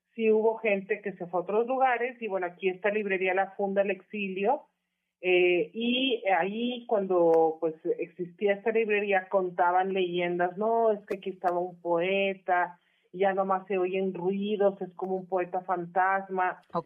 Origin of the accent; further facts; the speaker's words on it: Monterrey, Nuevo León, Mexico; Monterrey, Nuevo León, que es donde de donde soy originaria